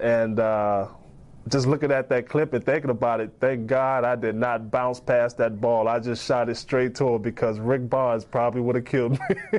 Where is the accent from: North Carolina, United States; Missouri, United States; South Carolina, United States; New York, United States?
South Carolina, United States; especially growing up in South Carolina, I always wanted to be a Tar Heel